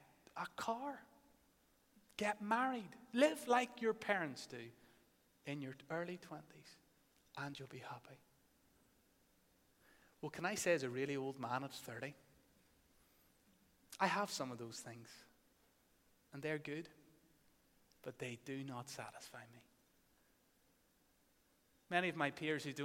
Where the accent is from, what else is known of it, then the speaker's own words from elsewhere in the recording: Northern Ireland, United Kingdom; many of us growing up in Northern Ireland